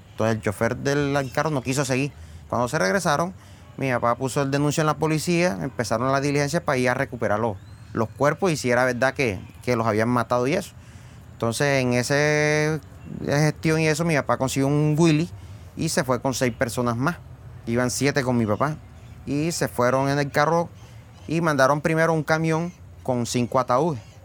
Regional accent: San Juan Nepomuceno, Bolívar, Colombia; Tengo 40 años y soy de San Juan de Pomoceno, Bolívar.

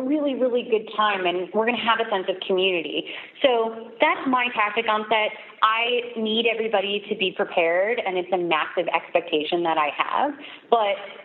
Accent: New York, United States; I grew up in New York, like, just going to museums and looking at photography endlessly

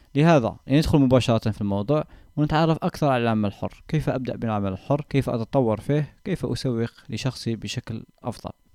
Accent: Algeria; كجزائريين او كعرب

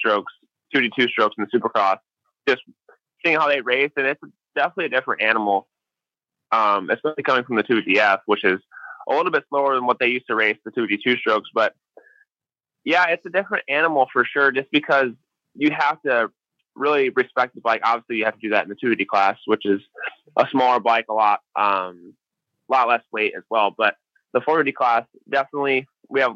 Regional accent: Illinois, United States; I grew up in Illinois, which raced a lot of mud and a lot of different types of dirt.

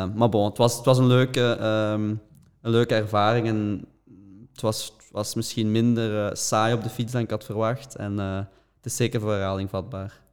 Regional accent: Belgium; als Belgen

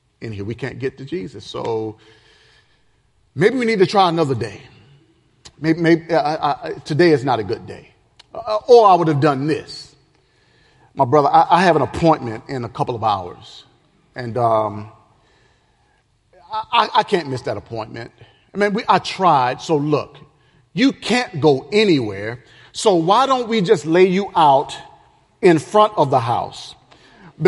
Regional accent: the South, United States; I'm from the South.

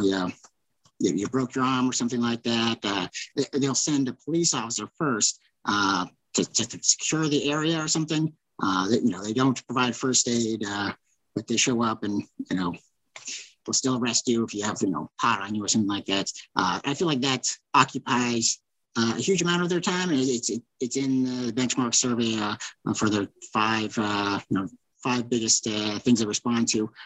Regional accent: Lawrence, Kansas, United States; growing up in Lawrence

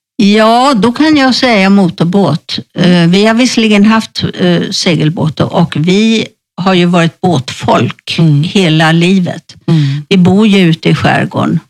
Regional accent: Sweden; moved away as an adult; now in Spain; hemma i Sverige

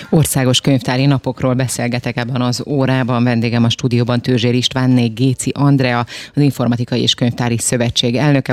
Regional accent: Transylvania, Romania; now in Hungary; én nem itt nőttem fel Magyarországon, lehet, hogy, hogy ez itt máshogy volt, de most akkor majd kijavítasz, ha nem így. De nekem gyerekkoromban én Erdélyben születtem

